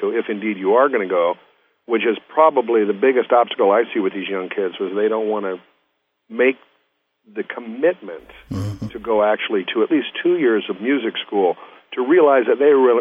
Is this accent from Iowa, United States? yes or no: yes; Southwest Iowa, United States; moved away as an adult; also born or lived in Boston; I came from Southwest Iowa where it's, you know, it's rock and roll and big bands